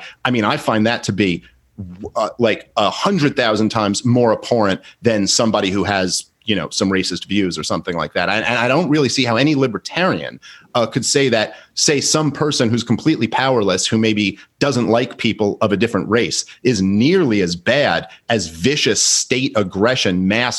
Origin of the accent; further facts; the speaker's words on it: New York City, New York, United States; I grew up in Brooklyn.